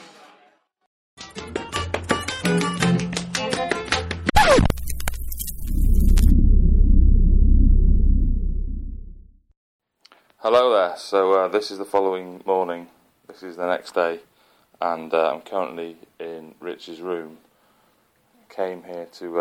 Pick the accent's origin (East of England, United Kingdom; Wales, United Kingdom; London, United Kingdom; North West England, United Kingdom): Wales, United Kingdom; Welsh; I am Welsh.